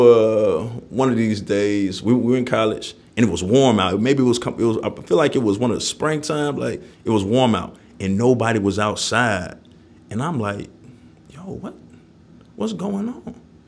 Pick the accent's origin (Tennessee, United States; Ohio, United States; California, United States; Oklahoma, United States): Tennessee, United States; Nashville; I'm glad and I'm proud that I was raised in North Nashville